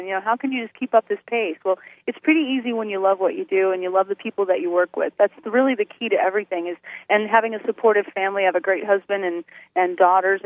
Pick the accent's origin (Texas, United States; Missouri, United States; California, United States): Missouri, United States; Greentop; Greentop, Missouri is my hometown